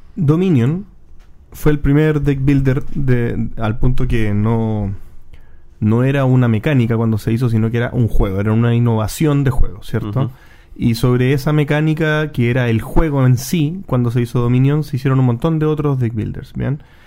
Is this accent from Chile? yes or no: yes; Chile; nosotros como chilenos